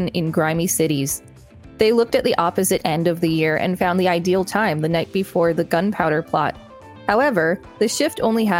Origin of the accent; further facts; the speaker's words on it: Bergen County, New Jersey, United States; I'm from Bergen County, and we never called a Cabbage Night